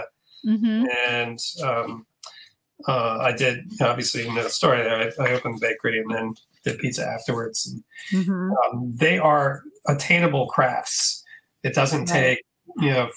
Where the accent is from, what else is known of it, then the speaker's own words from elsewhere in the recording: Hyattsville, Maryland, United States; I grew up in Hyattsville, Maryland, suburban DC